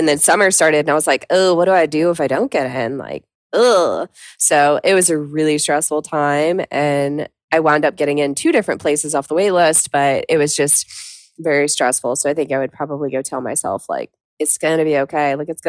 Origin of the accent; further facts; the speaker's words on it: the South, United States; Obviously, I grew up in the South, so I grew up on country music.